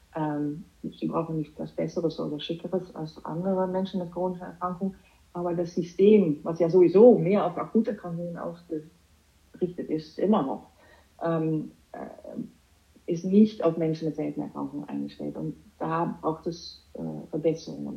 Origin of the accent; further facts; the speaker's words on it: Amsterdam, North Holland, Netherlands; German is a second language; moved away as an adult; also born or lived in Düsseldorf, Germany; now in Germany; Ich habe Jura studiert als Niederländerin. Ich komme aus Amsterdam